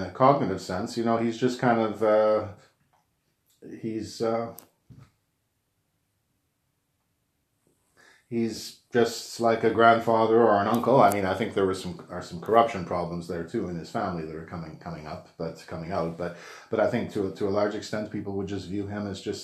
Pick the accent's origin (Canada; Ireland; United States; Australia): Canada; I'm a Canadian citizen. I don't vote in the U.S.